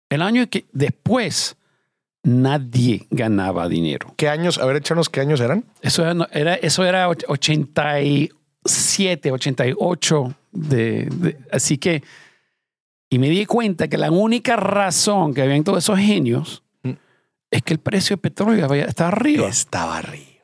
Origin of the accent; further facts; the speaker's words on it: Venezuela; also born or lived in Iran; nací en Irán y después la revolución en Irán me fui a Venezuela. Mi familia emigró a Venezuela.